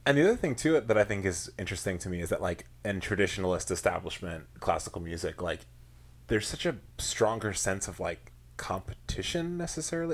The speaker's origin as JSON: {"language": "English", "area": "Long Island", "region": "New York", "country": "United States", "said": "I'm from Long Island originally"}